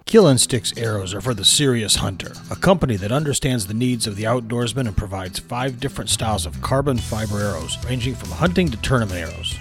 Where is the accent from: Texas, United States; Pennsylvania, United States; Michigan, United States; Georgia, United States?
Michigan, United States; growing up in Michigan, uh, growing up on Lake Huron